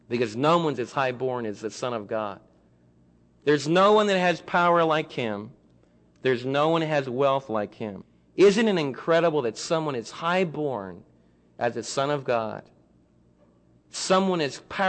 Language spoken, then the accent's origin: English; New York City, New York, United States; now in Midlothian, United States; I was raised in Manhattan.